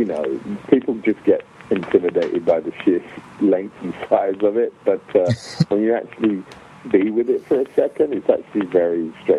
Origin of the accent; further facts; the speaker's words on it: England, United Kingdom; accent: global; moved away as an adult; also born or lived in Nigeria; now in United States; I am African origin, but my accent is, I was born and raised in England and live in America, so my accent is global.